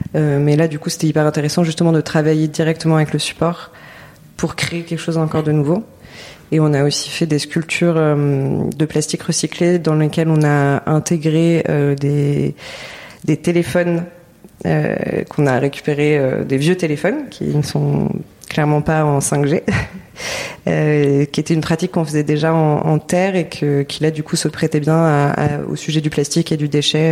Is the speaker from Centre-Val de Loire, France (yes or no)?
no; Paris, Île-de-France, France; moved away as an adult; also born or lived in Lyon; now in Marseille, France; J'ai grandi à Paris